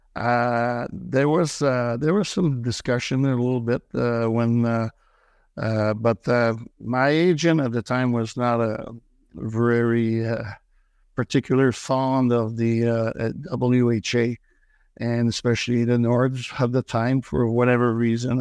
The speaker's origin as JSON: {"language": "English", "town": "Joliette", "region": "Quebec", "country": "Canada", "tie": "born or raised there", "also_born_or_lived": "Saint-Thomas, Quebec", "second_language": "English", "lives_now": "Montreal, Canada", "said": "I was born and raised in, uh, Joliet, uh, which is a small town, uh, northeast of Montreal"}